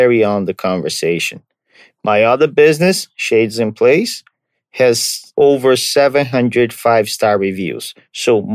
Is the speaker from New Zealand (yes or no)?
no; Brazil; moved away; I'm from Brazil